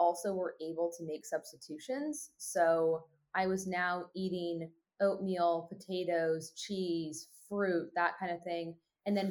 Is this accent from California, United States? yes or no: yes; California, United States; also born or lived in Oregon; California, where my hometown was